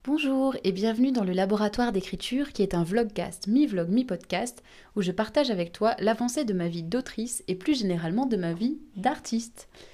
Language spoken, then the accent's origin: French; Réunion; Je suis réunionnaise et donc je parle créole.